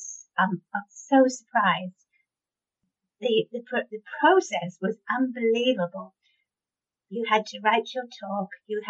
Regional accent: United Kingdom; I'm so British

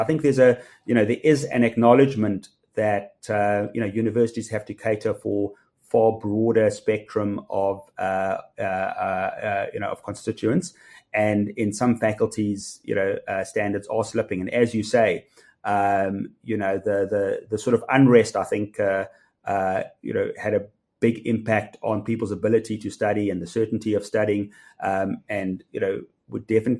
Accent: South Africa; as a rand, as a South African, you know, you're also getting the dollar strength or the rand weakness

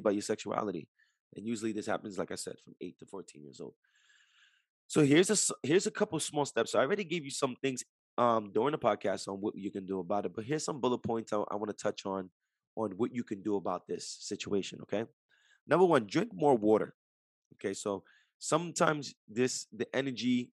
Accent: Jersey City, New Jersey, United States; I'm from Jersey City, right across the Hudson River from New York City.

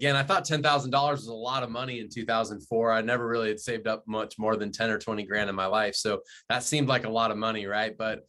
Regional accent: Glendale, Arizona, United States; I'm an Arizona native. I grew up in Glendale in the West Valley, went to Apollo High School.

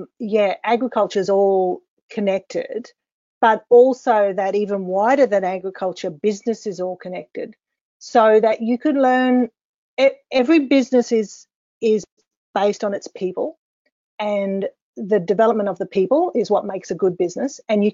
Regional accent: Queensland, Australia; Being a Queenslander

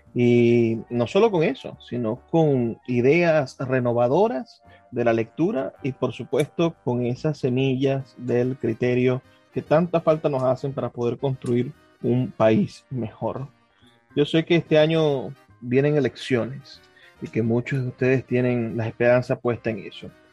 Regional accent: Maracaibo, Zulia, Venezuela; yo soy de Maracaibo

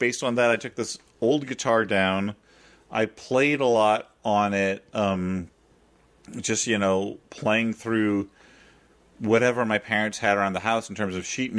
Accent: Central Illinois, United States; now in New York, United States; in my house growing up in Central Illinois

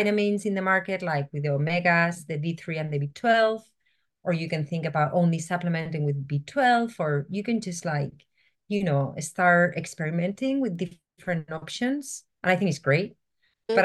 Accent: Spain; moved away; I'm originally from Spain

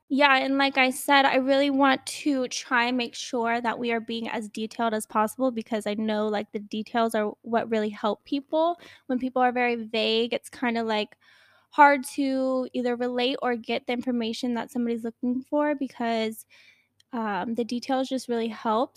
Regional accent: Newport News, Virginia, United States; I grew up in Virginia, Newport News, Virginia

